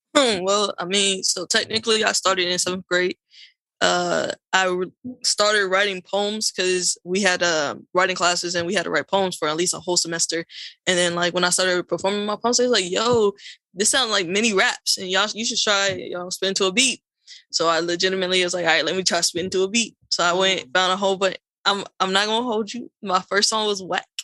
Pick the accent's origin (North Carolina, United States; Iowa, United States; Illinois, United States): North Carolina, United States; also born or lived in Queens, New York; I moved down to North Carolina as a youngin